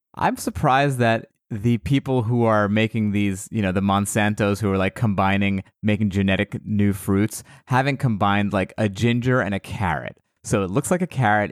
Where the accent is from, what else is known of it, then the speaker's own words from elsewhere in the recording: United States; I was born in America, but my, my family is all from Iran